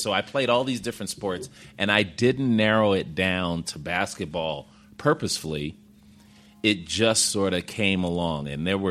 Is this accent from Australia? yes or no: no; Chicago, Illinois, United States; I grew up in Woodlawn and South Shore, so I'm a Southsider.